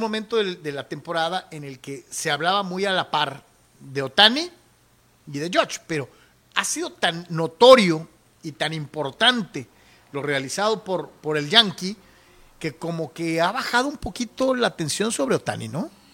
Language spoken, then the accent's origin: Spanish; Mexico; yo como mexicano